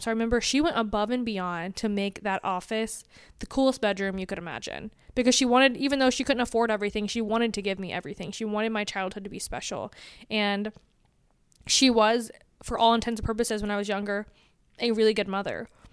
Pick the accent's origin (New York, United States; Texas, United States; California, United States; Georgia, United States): Georgia, United States; Atlanta; I grew up in Atlanta, Georgia